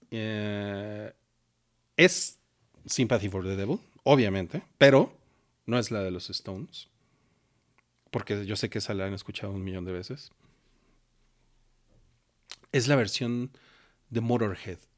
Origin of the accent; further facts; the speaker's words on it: Mexico; Y para nosotros como mexicanos lo heredamos, lo traemos de sangre.